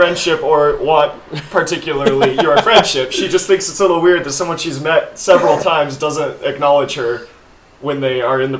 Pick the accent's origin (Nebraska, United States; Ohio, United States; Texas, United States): Texas, United States; moved away; also born or lived in Boston; I grew up in Texas, so I still kind of have the roots of Southern hospitality, we'll call it.